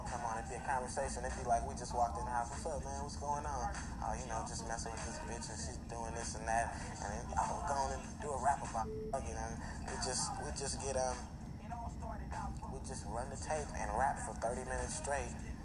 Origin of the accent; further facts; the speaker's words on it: Los Angeles, California, United States; moved away as an adult; also born or lived in Oakland; I grew up in Los Angeles. I'm from L.A. And I moved to Oakland